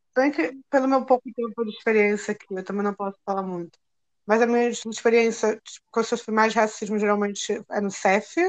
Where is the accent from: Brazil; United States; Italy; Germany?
Brazil; moved away as an adult; now in Portugal; eu sou brasileira